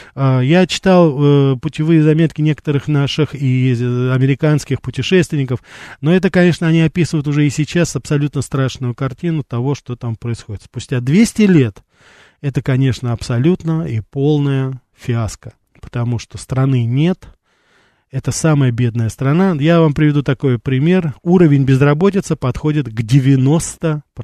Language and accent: Russian; Armenia; also born or lived in Brighton Beach, New York; now in New York, United States